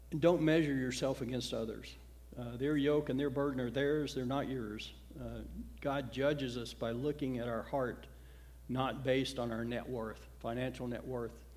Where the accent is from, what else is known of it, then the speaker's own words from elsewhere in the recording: the South, United States; when I was growing up in the South in the 60s and 70s